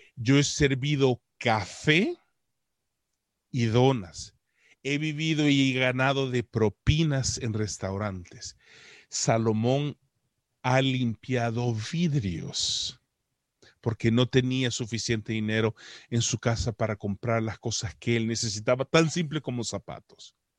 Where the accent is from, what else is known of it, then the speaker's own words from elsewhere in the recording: El Salvador; now in Canada; Yo soy un salvadoreño que vive en Canadá, que tampoco habló inglés, sino hasta que me tocó aguantar hambre y tuve que aprenderlo